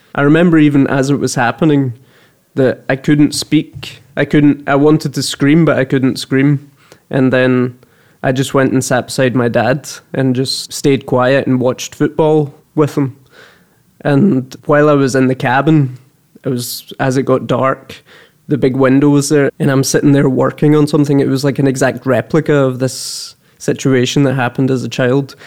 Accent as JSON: {"language": "English", "area": "Kerlook", "region": "Scotland", "country": "United Kingdom", "moved": "yes", "lives_now": "Malmö, Sweden", "said": "I'm from Kerlook"}